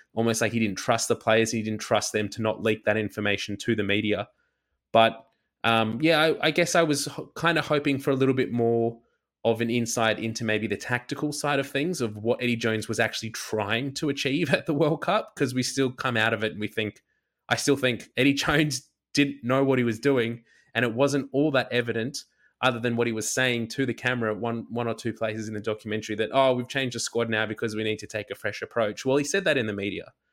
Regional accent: Australia; as an Australian

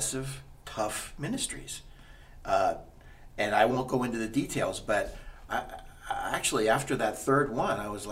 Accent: Allentown, Pennsylvania, United States; moved away; So, I grew up in Allentown, Pennsylvania. I was born and raised there.

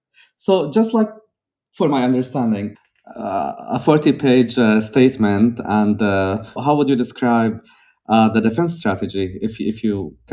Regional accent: Syria; me as a Syrian growing up in Syria

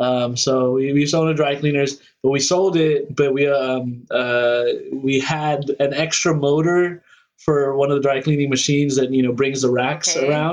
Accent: Philippines; both CC and myself, we're both Filipino. So that's a part of it.

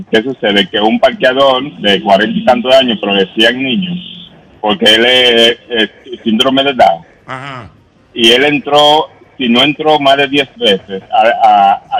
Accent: Santiago de los Caballeros, Santiago, Dominican Republic; soy de Santiago

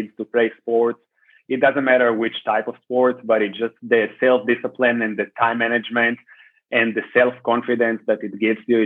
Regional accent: Israel; moved away as an adult; also born or lived in Bay Area, California, United States; I am from Israel

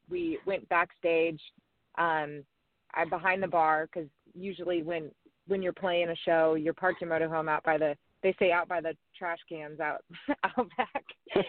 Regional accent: Brookings, Oregon, United States; moved away as an adult; also born or lived in Florida / Nashville, Tennessee; I'm actually from Oregon, I'm from a little tiny town on the coast on the border of California called Brookings, Oregon, grew up, born and raised there. I went to college in Oregon also.

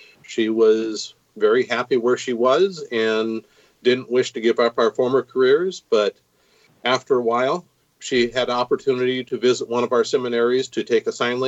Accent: Minneapolis, Minnesota, United States; born there; also born or lived in Grand Rapids / northern Illinois / central Washington State / central Oklahoma; Okay, I was born in Minneapolis, lived a couple places in Minnesota. My parents are both out of Grand Rapids, which is northern Minnesota, and lived up there for a while.

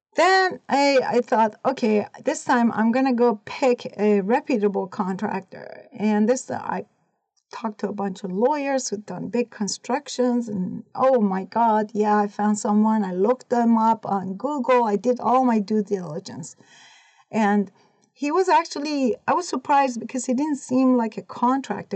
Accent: Iran; moved away as an adult; also born or lived in California / Oregon; now in United States; I was born and raised in Iran. I was 18 when I came to the United States.

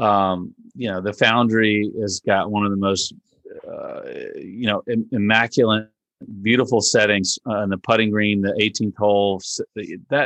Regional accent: Richmond, Virginia, United States; we're from Richmond

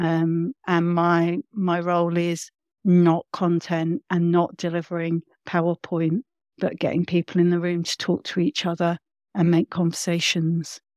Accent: London, United Kingdom; growing up where I grew up in London

